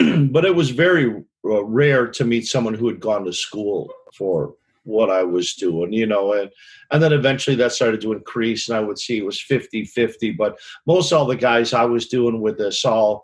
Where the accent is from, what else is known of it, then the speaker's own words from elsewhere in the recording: Chicago, Illinois, United States; I am from Chicago, Illinois